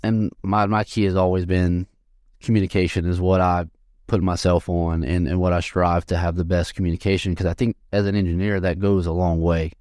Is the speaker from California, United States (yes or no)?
no; Sulphur, Louisiana, United States; moved away as an adult; also born or lived in Lafayette, Louisiana; I'm from Sulphur, Louisiana, which is, is I told you earlier, you know, near Texas. And I graduated from Sulphur High School